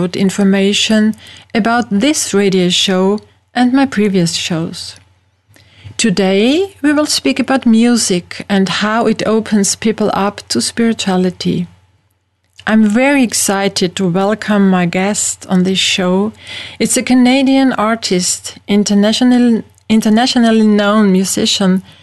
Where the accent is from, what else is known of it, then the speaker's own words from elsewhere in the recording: Vienna, Austria; first language German; English is a second language; I'm from Vienna, the capital of Austria